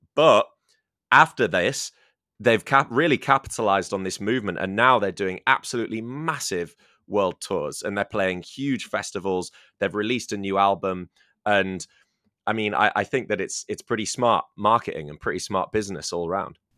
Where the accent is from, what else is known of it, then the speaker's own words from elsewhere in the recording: Scarborough, Yorkshire and the Humber, United Kingdom; my hometown. Um, my, yeah, yeah, Scarborough